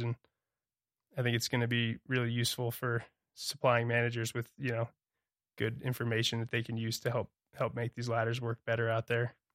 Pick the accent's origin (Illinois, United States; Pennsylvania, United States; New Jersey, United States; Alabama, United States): New Jersey, United States; Toms River; moved away as an adult; also born or lived in Santa Barbara; now in Montana, United States; I was born and raised on the Tom's River in New Jersey